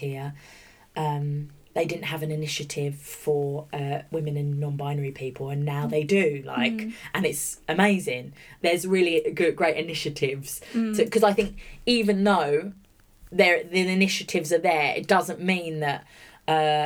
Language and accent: English; Bromley, London, United Kingdom; moved away; also born or lived in Orpington / St Mary Cray; I grew up in Bromley, which was kind of Kent at the time, Bromley, Auburn, St Mary's, Cray